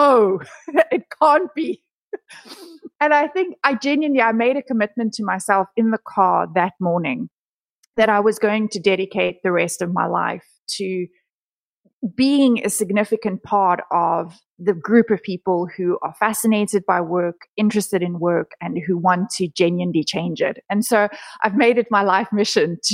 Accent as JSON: {"language": "English", "country": "South Africa", "tie": "born or raised there", "said": "I was born and raised in South Africa."}